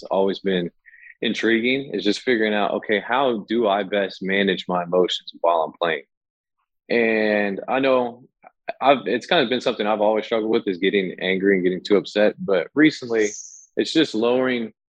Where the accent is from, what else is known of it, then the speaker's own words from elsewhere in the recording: Fairfield, California, United States; now in Sacramento, United States; I grew up in Fairfield.